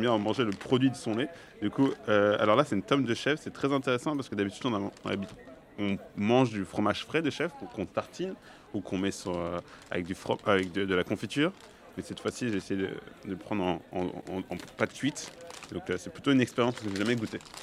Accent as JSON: {"language": "French", "town": "Clermont-Ferrand", "region": "Auvergne-Rhône-Alpes", "country": "France", "tie": "born or raised there", "said": "j'ai grandi à Clermont-Ferrand"}